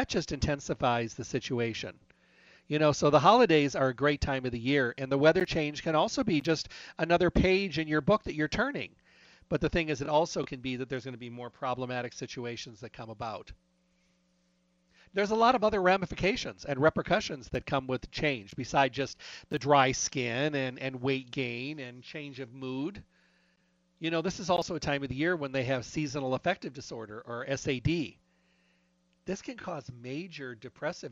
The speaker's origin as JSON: {"language": "English", "region": "Midwest", "country": "United States", "tie": "born or raised there", "moved": "yes", "said": "I was raised in the Midwest, but my blood is way too thin"}